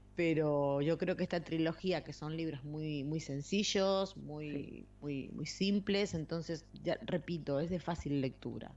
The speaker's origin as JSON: {"language": "Spanish", "country": "Argentina", "moved": "yes", "lives_now": "Spain", "said": "yo que vengo de Argentina"}